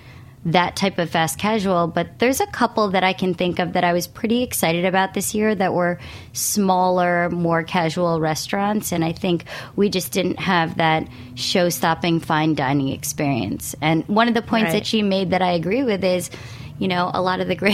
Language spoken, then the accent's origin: English; New York, United States; as a New Yorker